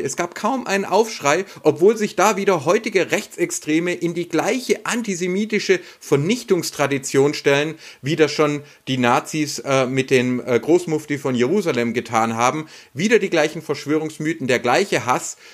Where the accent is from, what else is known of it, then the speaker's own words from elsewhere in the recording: Baden-Württemberg, Germany; hier bei uns in Baden-Württemberg